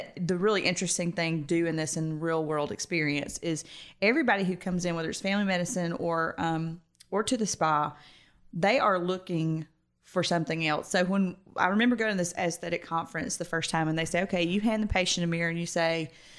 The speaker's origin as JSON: {"language": "English", "town": "Roswell", "country": "United States", "tie": "born or raised there", "said": "growing up in Roswell, spas and Botox and those kind of treatments were pretty commonplace."}